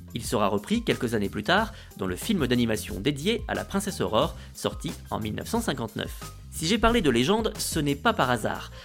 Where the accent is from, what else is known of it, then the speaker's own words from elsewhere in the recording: France; accent: franchouillard; notre accent franchouillard